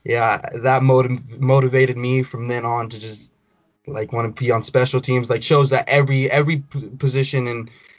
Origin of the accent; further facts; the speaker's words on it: Colorado, United States; also born or lived in Houston, Texas; I was born in Texas, raised in Colorado. I go to Rocky Mountain High School, class of 2021.